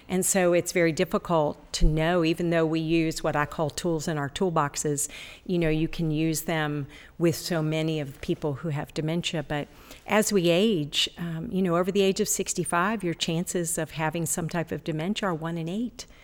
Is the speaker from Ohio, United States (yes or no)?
yes; Ohio, United States; also born or lived in Florida; now in Ashland, United States; Originally, I was born in Ohio